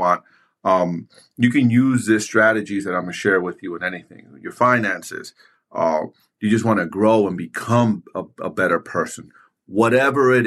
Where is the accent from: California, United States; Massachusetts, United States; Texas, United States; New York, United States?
New York, United States; New York City; I grew up in New York City in the early 90s, late 80s, playing basketball in the streets.